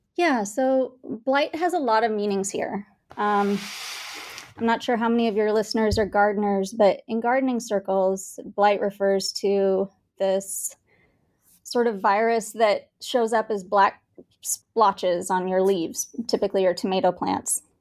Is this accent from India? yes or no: yes; Bangalore, Karnataka, India; also born or lived in Kansas, United States; now in Kansas City, United States; I was born and raised in India, in Bangalore, India